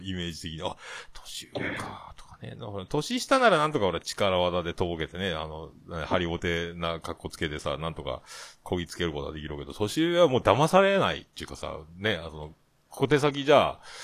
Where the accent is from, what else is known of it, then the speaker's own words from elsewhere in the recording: Fukuoka, Japan; 福岡県、市、市内。市内だったら僕と一緒